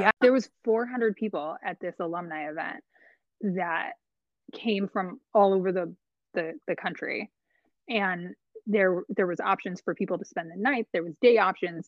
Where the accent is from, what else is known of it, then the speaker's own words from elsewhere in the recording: Long Beach, California, United States; moved away as an adult; also born or lived in Upstate New York; now in Medford, United States; I grew up in Long Beach, California, and we've moved around a couple of times since then